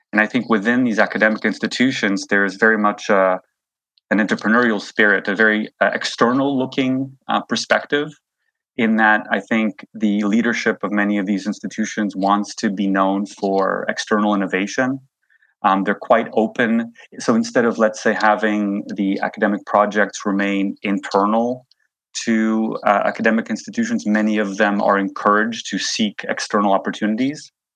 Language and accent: English; Canada; moved away as an adult; also born or lived in New York; now in Switzerland; I grew up in Canada.